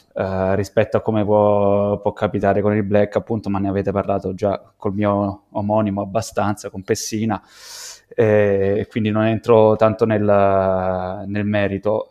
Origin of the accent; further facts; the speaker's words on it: Santi Cosma e Damiano, Lazio, Italy; vengo da Santi Cosma e Damiano, un paesino rurale di duemilacinquecento persone